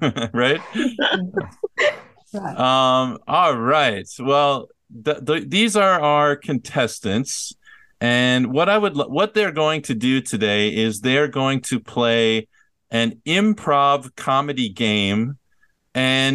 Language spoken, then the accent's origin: English; Minnesota, United States; My hometown is Minnesota.